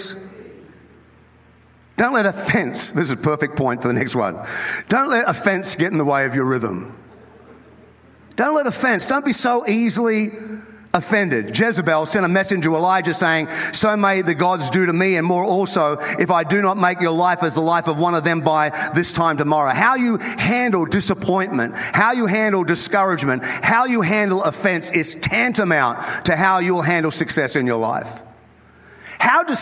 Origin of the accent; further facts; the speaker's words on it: Australia; moved away as an adult; now in United States; I was born in Australia